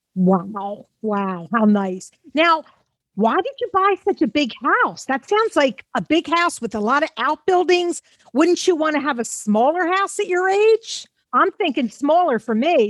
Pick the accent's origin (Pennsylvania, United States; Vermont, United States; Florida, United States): Pennsylvania, United States; Philadelphia; growing up in Mount Airy, Philadelphia